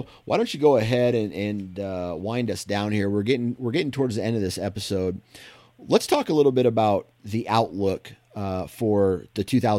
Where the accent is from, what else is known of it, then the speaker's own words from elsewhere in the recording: Iowa, United States; I guess it's just more nostalgic for me because I grew up in Iowa